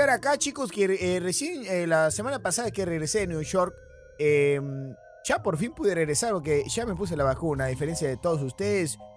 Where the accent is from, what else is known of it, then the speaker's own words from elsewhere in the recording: Argentina; accent: Argentine; cuando yo era pequeño, se vinieron a venir acá a vivir acá y por eso que es que yo tengo el acento de allá, pero en realidad es que no conozco Argentina